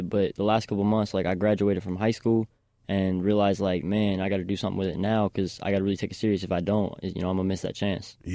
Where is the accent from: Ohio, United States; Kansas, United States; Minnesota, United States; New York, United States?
Ohio, United States; Hamilton; it was cool because it's a real, real diverse community. Like you got all ends of the spectrum there, and I I grew up in like the middle area, so I had friends on both ends.